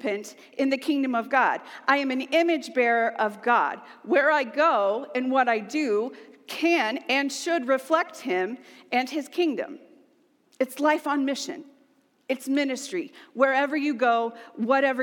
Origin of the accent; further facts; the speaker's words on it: United States; we are American.